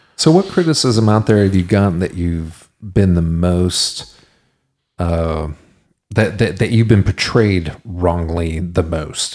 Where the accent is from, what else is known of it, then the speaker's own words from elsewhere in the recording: Texas, United States; being a Texan is that our our ancestors, our heritage are the people who made it out to the frontier